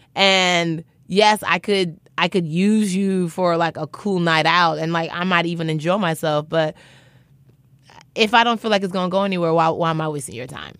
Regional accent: Nigeria; I'm Nigerian.

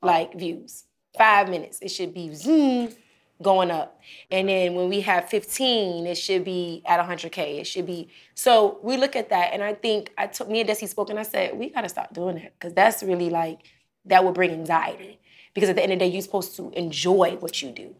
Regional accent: Miami, Florida, United States; I'm from Miami

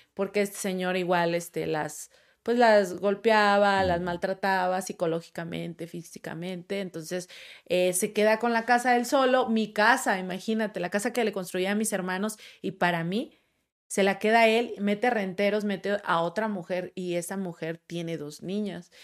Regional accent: Monterrey, Nuevo León, Mexico; moved away as an adult; now in Mexico City, Mexico

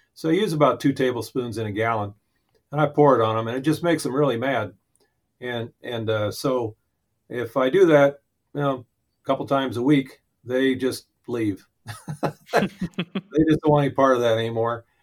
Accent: Central Valley of Arizona, United States; I grew up in the Central Valley of Arizona

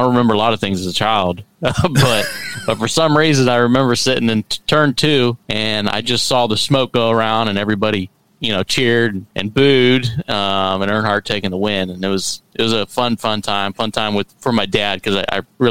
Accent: McDonald, Ohio, United States; also born or lived in Cleveland, Ohio; I'm from a little town called McDonald, Ohio. It's about an hour east of Cleveland.

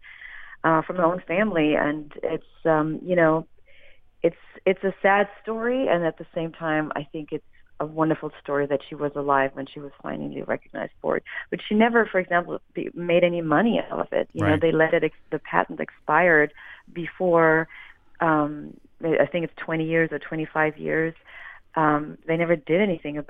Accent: Germany; moved away; I am originally from Germany

